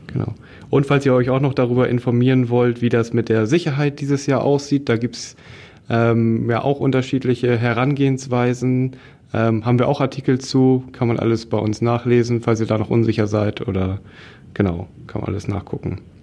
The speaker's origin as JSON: {"language": "German", "region": "Schleswig-Holstein", "country": "Germany", "said": "wir sind frohen Mutes als Schleswig-Holsteiner"}